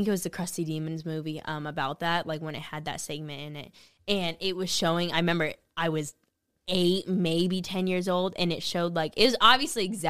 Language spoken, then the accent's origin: English; California, United States; moved away; I grew up in California.